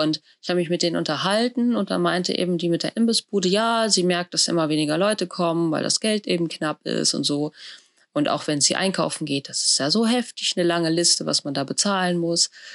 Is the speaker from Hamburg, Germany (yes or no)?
no; a village near Bielefeld, North Rhine-Westphalia, Germany; Ich habe in einem Dorf bei Bielefeld gelebt.